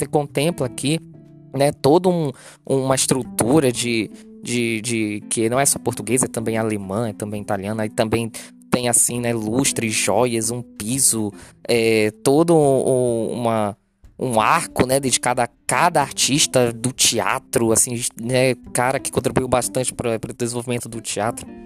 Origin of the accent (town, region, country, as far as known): Manaus, Amazonas, Brazil